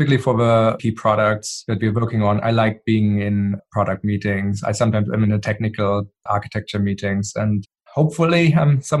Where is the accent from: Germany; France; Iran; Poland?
Germany; moved away; I grew up in Germany